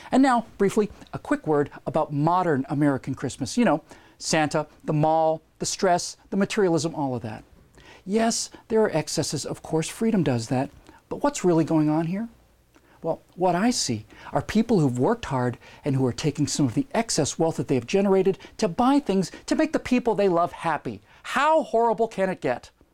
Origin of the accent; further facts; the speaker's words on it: Bermuda; I lived within easy walking distance of the beach where I grew up in Bermuda